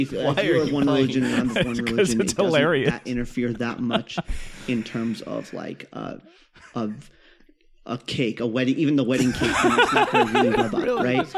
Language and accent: English; Kansas, United States; I grew up in Kansas